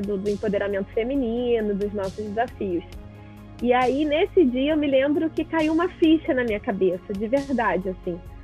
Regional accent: Rio de Janeiro, Brazil; meu pai é um microempresário aqui no, no Rio de Janeiro, eu sou carioca.

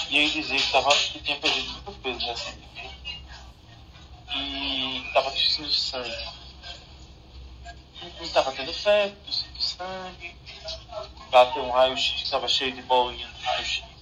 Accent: Pernambuco, Brazil; Eu sou do interior de Pernambuco. E... Esse final de semana eu estava lá na minha cidade, que eu cresci. E aí eu passei na frente da casa que eu nasci.

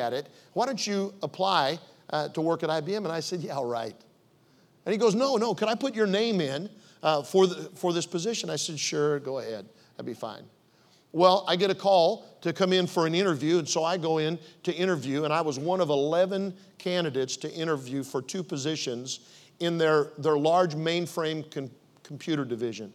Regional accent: Omaha, Nebraska, United States; moved away as an adult; also born or lived in Oklahoma City; I was raised in Omaha, went to University of Nebraska at Omaha.

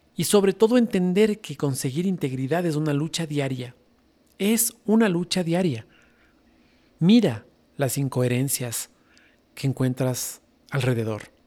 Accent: Ecuador

